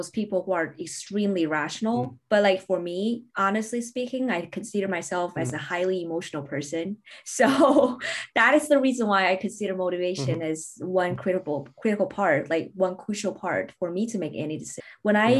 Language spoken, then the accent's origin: English; Beijing, China; moved away as an adult; also born or lived in Newcastle, United Kingdom / London, United Kingdom; I relocated to Beijing, which means basically my hometown